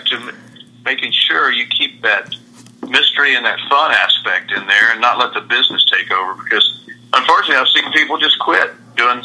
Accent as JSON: {"language": "English", "town": "Lubbock", "region": "Texas", "country": "United States", "tie": "born or raised there", "also_born_or_lived": "Galveston / Brownwood / Austin", "said": "I was born in Galveston, but we moved quickly to Brownwood, and then after that, Lubbock"}